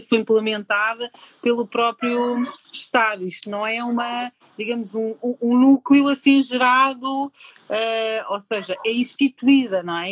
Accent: Portugal; eu sou aqui de Portugal

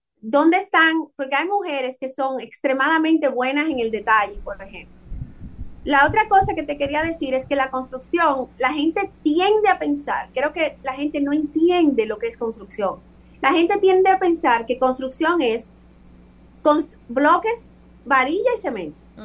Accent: Dominican Republic; moved away; Nosotros somos dominicanos, siempre lo llevamos en la sangre

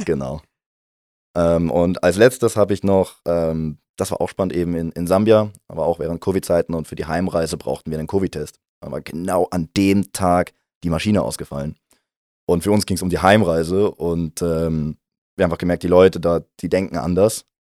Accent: near Heidelberg, Baden-Württemberg, Germany; moved away as an adult; now in St. Gallen, Switzerland; Heimat ist, wo ich herkomme, das ist für mich nähe Heidelberg in Deutschland

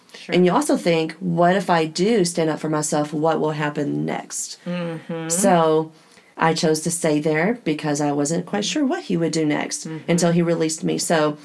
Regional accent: Oklahoma, United States; also born or lived in Midland, Texas; we grew up in Midland, Texas. We moved mm-hmm. to Oklahoma, a small town, when I was 6 years old.

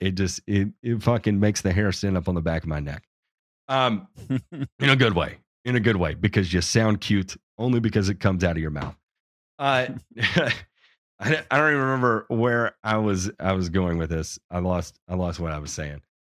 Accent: Memphis, Tennessee, United States; I'm from Memphis. Uh, I was, I was raised in Memphis

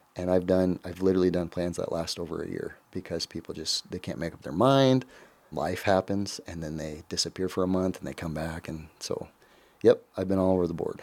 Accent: Council Bluffs, Iowa, United States; moved away as an adult; also born or lived in Glenwood, Iowa; I'm originally from Council Bluffs

